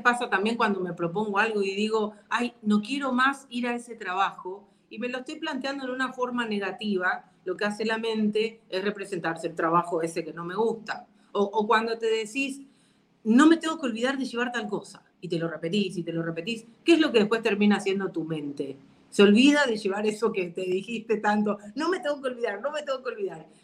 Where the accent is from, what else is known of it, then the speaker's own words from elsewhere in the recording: Argentina; now in Paraguay; Yo que, si bien nací en Argentina, vivo en Paraguay hace mucho tiempo, me doy cuenta de las diferencias culturales que tenemos.